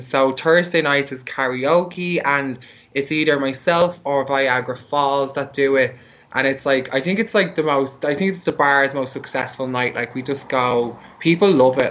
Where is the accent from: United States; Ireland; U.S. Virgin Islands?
Ireland; Dublin, Leinster; moved away; also born or lived in Berlin; I'm from Ireland, so I'm from Dublin, and like Dublin's still pretty kind of like a closed-minded place